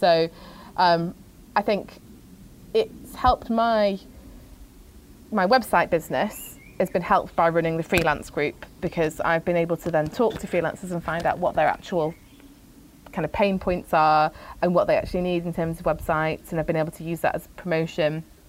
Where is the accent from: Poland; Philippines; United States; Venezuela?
Philippines; born there; My second fact is that I was born in the Philippines.